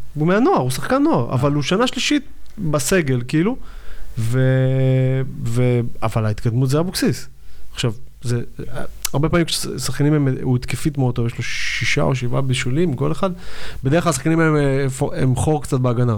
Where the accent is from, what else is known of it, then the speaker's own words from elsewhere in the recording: Givatayim, Tel Aviv District, Israel; also born or lived in Yad Eliyahu, Tel Aviv; now in Tel Aviv, Israel; כל הילדות שלי הייתה בגבעתיים.